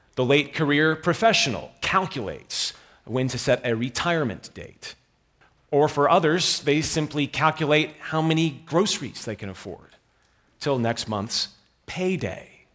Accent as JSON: {"language": "English", "region": "New York", "country": "United States", "said": "I'm from New York"}